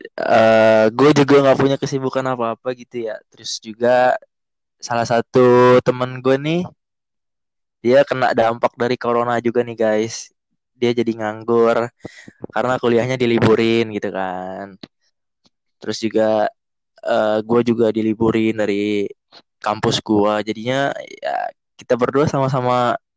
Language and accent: Indonesian; Jakarta, Indonesia; kita berdua dari Jakarta